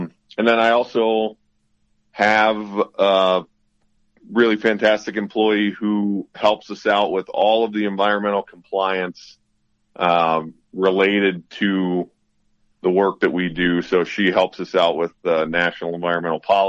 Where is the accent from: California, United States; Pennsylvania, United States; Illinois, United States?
Pennsylvania, United States; southeastern; also born or lived in Montana; now in New Mexico, United States; I'm a Pennsylvania native. Born and raised in southeastern Pennsylvania